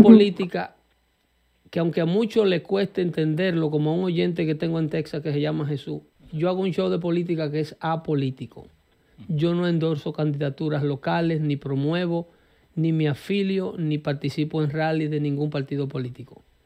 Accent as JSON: {"language": "Spanish", "country": "Dominican Republic", "moved": "yes", "lives_now": "United States", "said": "nuestra República Dominicana, de donde soy yo"}